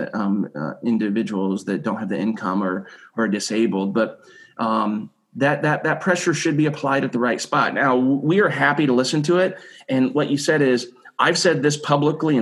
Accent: Arrowsmith, Illinois, United States; born and raised in McLean County, right? So out in Arrowsmith, Illinois, went to college and stayed here

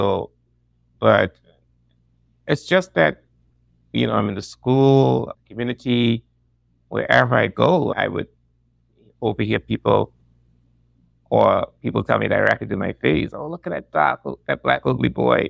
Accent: Turks & Caicos Islands; also born or lived in Ohio, United States; I am from the Turks and Caicos Islands.

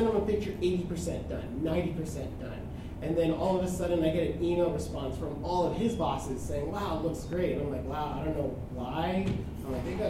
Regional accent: San Diego, California, United States; moved away; I'm originally from San Diego.

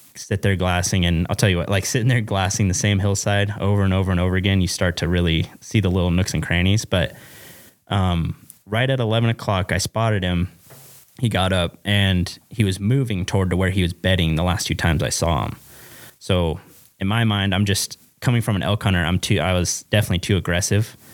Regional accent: Western Oregon, United States; moved away as an adult; now in Wyoming, United States; I'm from Western Oregon

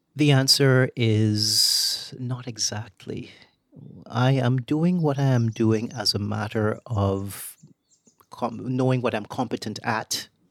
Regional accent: Barbados; moved away as an adult; also born or lived in Trinidad; I was growing up in Barbados in such a politically stable place

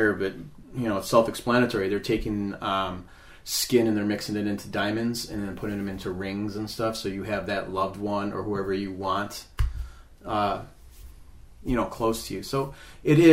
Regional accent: United States; we grew up in America

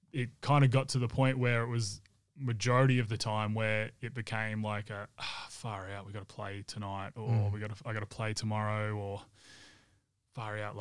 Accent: Perth, Western Australia, Australia; growing up around the Wildcats and around dad being part of the Wildcats, and I guess being a celebrity here in Perth

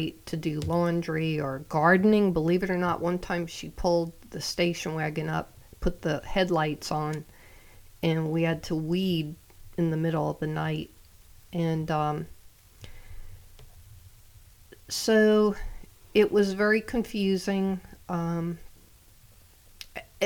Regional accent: Long Island, New York, United States; I grew up on Long Island, New York, in a little town

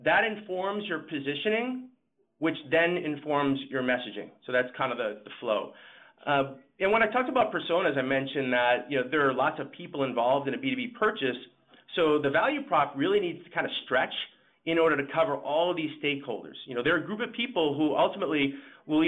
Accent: Boston, Massachusetts, United States; I'm from Boston and I tend to speak fast

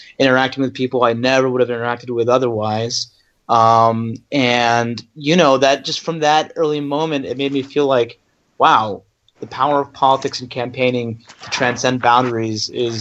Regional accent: Northern Virginia, United States; also born or lived in Maryland; I was born in Maryland. I grew up in Northern Virginia

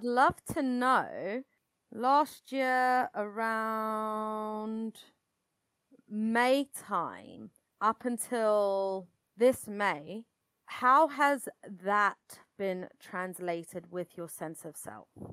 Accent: United Kingdom; accent: British; you can tell probably from my accent that I'm British

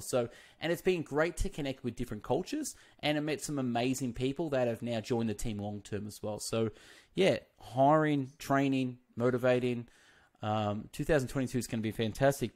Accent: Australia; we're from Australia

